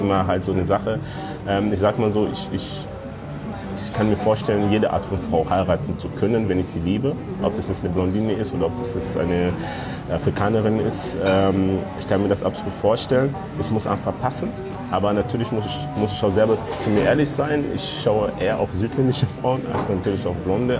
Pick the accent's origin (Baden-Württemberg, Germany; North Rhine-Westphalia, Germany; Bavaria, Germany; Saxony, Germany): North Rhine-Westphalia, Germany; also born or lived in Democratic Republic of the Congo; Ich bin mit neun Jahren nach Deutschland gekommen und bin in NRW aufgewachsen, in Rickenhausen